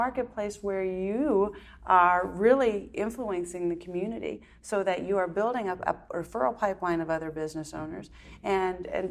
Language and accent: English; Wisconsin, United States; moved away; also born or lived in Texas; we grew up in Wisconsin